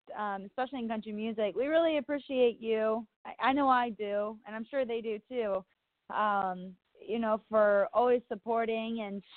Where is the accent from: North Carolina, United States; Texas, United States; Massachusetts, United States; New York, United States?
Texas, United States; I'm from Texas